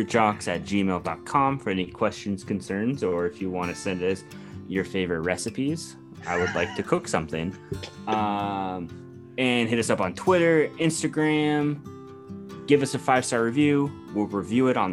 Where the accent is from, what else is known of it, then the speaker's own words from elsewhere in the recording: Eugene, Oregon, United States; Stefan Janoski is from my hometown